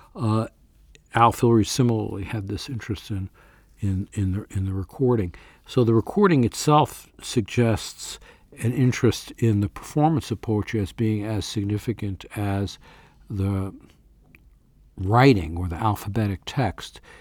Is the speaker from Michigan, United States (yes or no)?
no; New York, United States; born or raised there